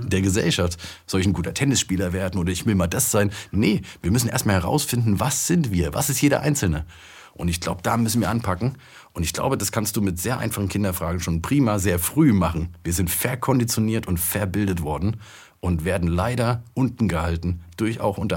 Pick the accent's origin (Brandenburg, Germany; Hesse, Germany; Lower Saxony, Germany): Hesse, Germany; Frankfurt; ich komme aus Frankfurt, da siehst du diese Bankentürme